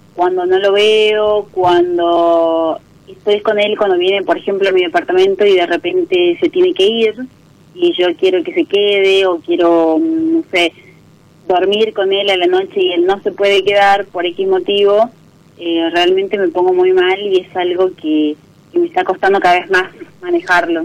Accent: San Miguel de Tucumán, Tucumán, Argentina; De Tucumán Capital

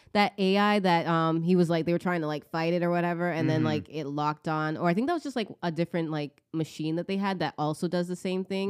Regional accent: United States; as an American being and like here in this country too

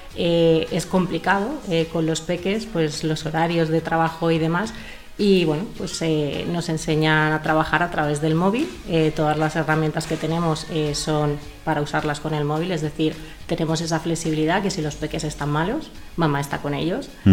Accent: Madrid, Community of Madrid, Spain; yo soy de Madrid

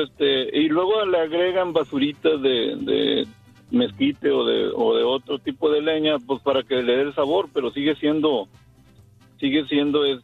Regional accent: Coahuila, Mexico; hay diferentes tipos de carbón porque yo soy de Mútil, Coahuila.

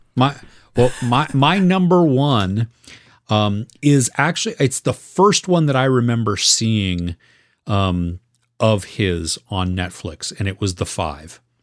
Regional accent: United States; as an American

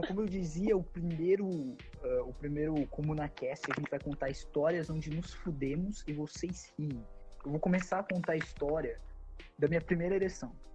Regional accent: Piracicaba, São Paulo, Brazil; eu sou de Piracicaba

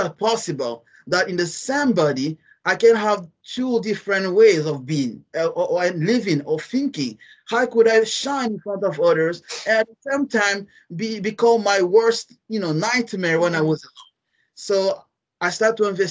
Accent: Guinea; English is a second language; I'm from a French country, French-speaking country.

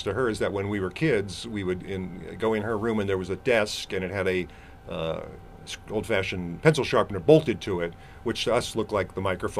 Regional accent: Ohio, United States; also born or lived in New York; I was born in New York, but we grew up in Ohio for the most part.

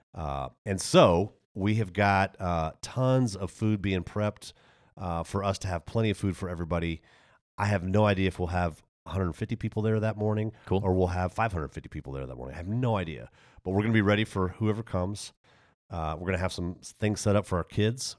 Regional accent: Texas, United States; moved away; also born or lived in Germany / Waco, Texas / Denver; I grew up in Texas

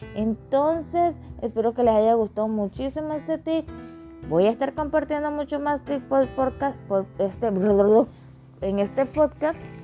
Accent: Panama; soy panameña, pero estoy casada con un mexicano

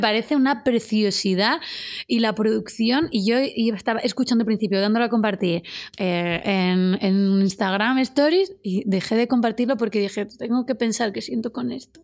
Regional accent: Úbeda, Andalusia, Spain; moved away; nos vamos a mi pueblo

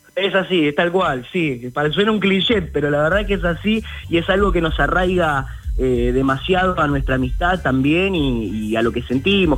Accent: Ciudadela, Buenos Aires Province, Argentina; todos somos de acá, de la localidad de Ciudadela, de 3 de febrero

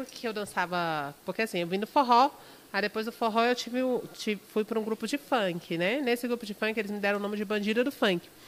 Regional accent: Brasília, Federal District, Brazil; Então, gente, é, tem nove anos que eu canto, sou de Brasília, né? Nunca morei fora ainda

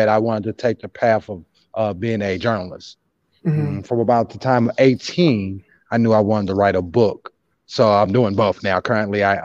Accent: St. Louis, Missouri, United States; Growing up in South St. Louis in the 80s and the 90s

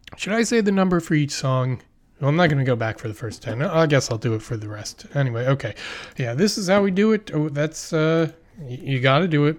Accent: Philadelphia, Pennsylvania, United States; now in New York, United States; I'm from Pennsylvania, I live in New York.

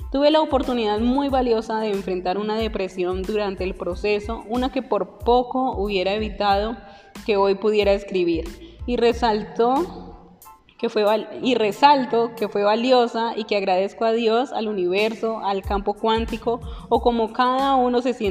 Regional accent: Palmira, Valle del Cauca, Colombia; also born or lived in Medellín; Tengo 39 años, nací en la ciudad de Medellín, Antioquia. Cuando era niño nos mudamos al Valle del Cauca, específicamente en Palmira. Allí crecí

